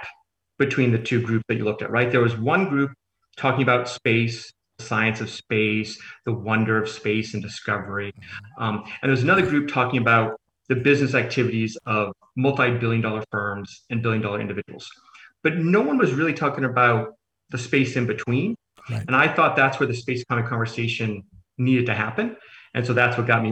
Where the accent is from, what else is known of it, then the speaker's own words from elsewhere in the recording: Maine, United States; I come from Maine, so I wasn't surrounded by a deep NASA base as a child